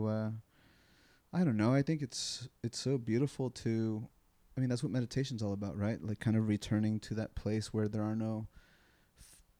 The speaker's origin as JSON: {"language": "English", "town": "San Diego", "region": "California", "country": "United States", "tie": "born or raised there", "said": "I am from San Diego. I'm native here."}